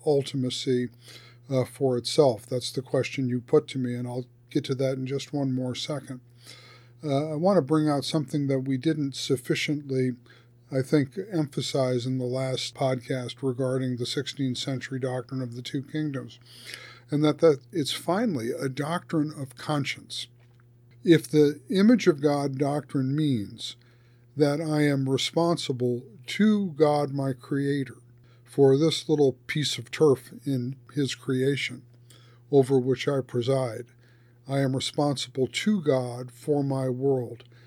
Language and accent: English; United States; as an American citizen